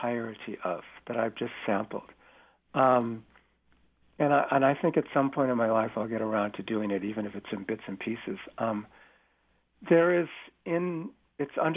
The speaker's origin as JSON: {"language": "English", "region": "California", "country": "United States", "tie": "born or raised there", "said": "I've lived in the Bay Area and I grew up in California"}